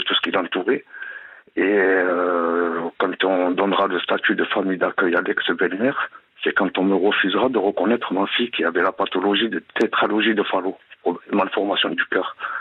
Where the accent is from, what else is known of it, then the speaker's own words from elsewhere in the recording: Gard, Occitania, France; now in Aquitaine, France; Je vous appelle euh, de la région d'Aquitaine. Je suis originaire du Gard